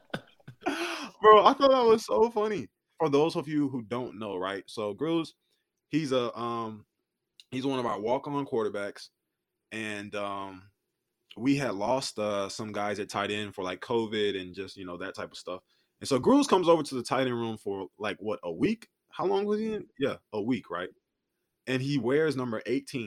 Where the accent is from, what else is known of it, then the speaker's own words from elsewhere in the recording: North Carolina, United States; moved away as an adult; now in Oklahoma, United States; I'm from North Carolina